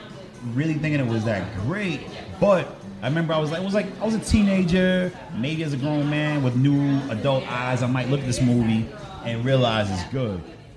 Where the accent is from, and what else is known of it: New York, United States; born or raised there; also born or lived in New Jersey